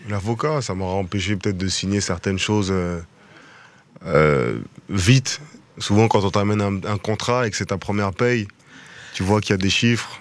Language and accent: French; France; also born or lived in Kinshasa, DR Congo (country of origin); nous les Français, nous les Européens